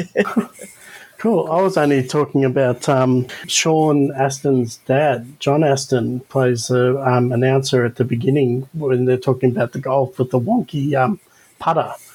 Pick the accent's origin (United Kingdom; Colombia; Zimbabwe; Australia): Australia; as an Australian